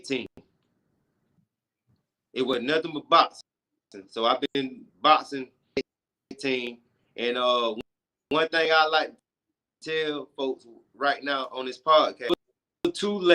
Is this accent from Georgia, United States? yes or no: yes; Perry, Georgia, United States; I was born and raised up I was raised up in Perry, Georgia